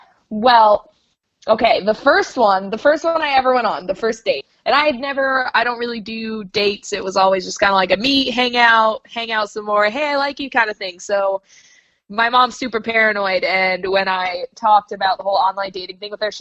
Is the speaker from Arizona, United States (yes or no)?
no; Maine, United States; moved away; also born or lived in Florida / New Jersey / Arkansas / London; I guess for the purposes of this podcast, I was from Maine. I've moved to Florida. I've lived in Jersey. I've lived in Arkansas. I've lived in London.